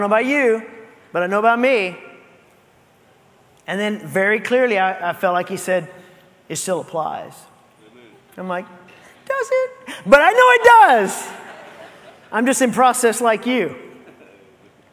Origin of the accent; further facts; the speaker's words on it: United States; as an American